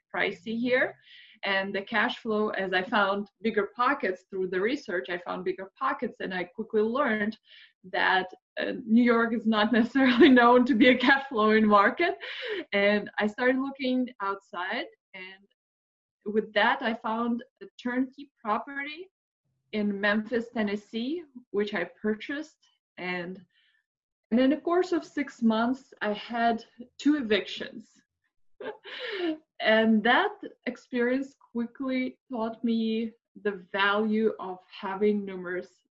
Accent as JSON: {"language": "English", "region": "Moscow", "country": "Russia", "moved": "as an adult", "lives_now": "United States", "said": "I'm originally from Moscow, Russia, and I immigrated to United States 13 years ago."}